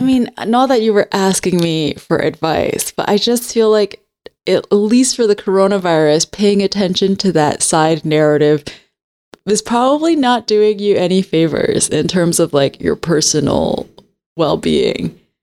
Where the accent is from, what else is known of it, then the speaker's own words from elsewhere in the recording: Hong Kong; Because I grew up in Hong Kong, but I grew up speaking English better than my Cantonese.